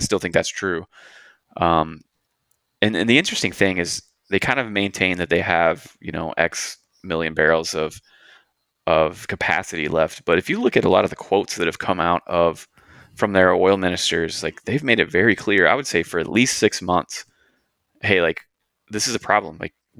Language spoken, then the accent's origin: English; Texas, United States; and where I'm from, I grew up on the Gulf Coast in Texas, and we actually grew a lot of cotton there